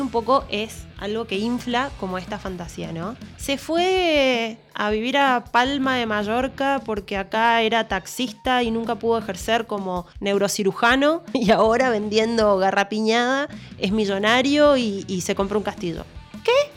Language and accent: Spanish; Argentina; yo quiero vivir en mi país y quiero estar acá